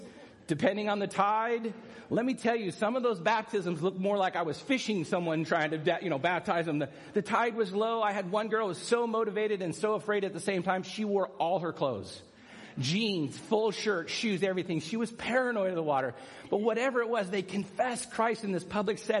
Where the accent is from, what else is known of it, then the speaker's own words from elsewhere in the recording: San Clemente, California, United States; San Clemente, which is my hometown beach